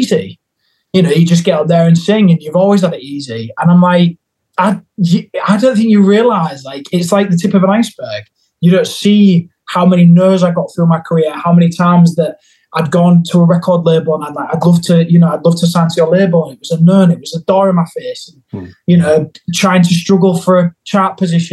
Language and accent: English; Hull, Yorkshire and the Humber, United Kingdom; moved away; in Hull in my hometown